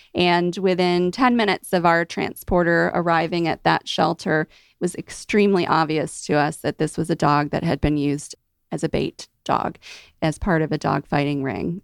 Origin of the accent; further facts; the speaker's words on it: Mid-Atlantic, United States; now in Georgia, United States; I'm from the Mid-Atlantic